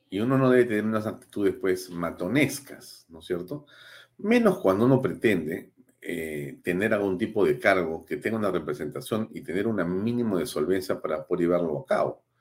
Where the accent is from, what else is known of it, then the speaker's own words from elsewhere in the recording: Peru; con quien tenemos evidentemente, como muchos peruanos, una distancia enorme en la forma en que se conduce pública y políticamente